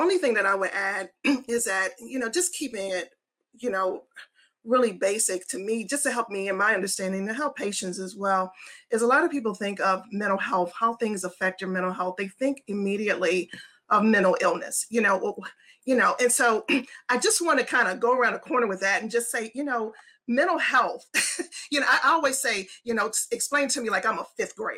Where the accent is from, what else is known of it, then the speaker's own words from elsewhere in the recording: Baltimore, Maryland, United States; now in Nashville, United States; I'm from Baltimore City, born and raised